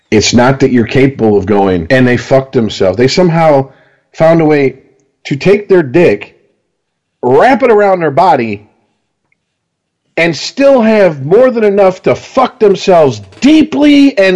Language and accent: English; Detroit, Michigan, United States; we're all from Detroit or the Detroit area if you want to get right down to it.